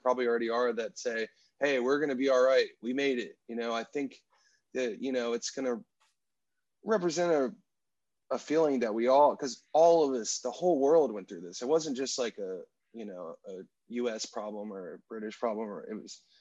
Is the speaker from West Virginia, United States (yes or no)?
no; Destin, Florida, United States; moved away; also born or lived in Washington, D.C. / Nashville, Tennessee; the town that I grew up in is called Destin, Florida. It's in what they call the Panhandle of Florida